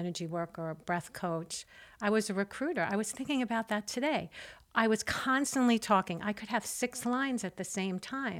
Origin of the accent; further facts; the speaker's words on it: New York, United States; I'm a New Yorker